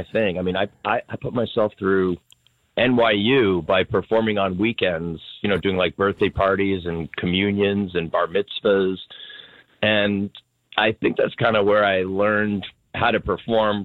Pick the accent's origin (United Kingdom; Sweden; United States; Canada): United States; Long Island, New York; moved away; also born or lived in Marlboro, New Jersey; Well, I'm from Long Island originally.